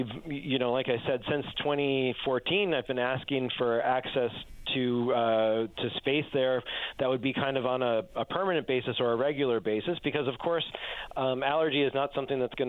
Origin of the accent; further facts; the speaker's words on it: Newfoundland and Labrador, Canada; I'm from Newfoundland, and most of my family is here, and it's home for me